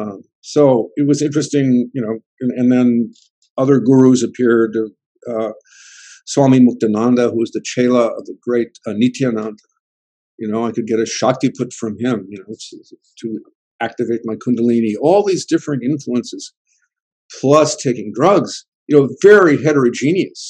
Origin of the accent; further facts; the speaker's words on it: California, United States; I grew up in California